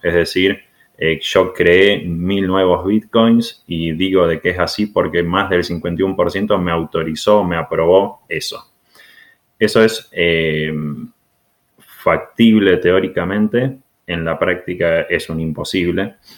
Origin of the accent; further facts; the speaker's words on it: Argentina; moved away; venimos de Argentina nosotros dos